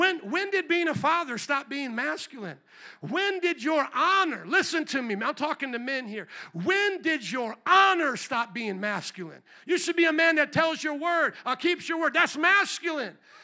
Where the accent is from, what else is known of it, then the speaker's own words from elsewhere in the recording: Indiana, United States; now in Chicago, United States; I came from Indiana, the Hoosiers and all this.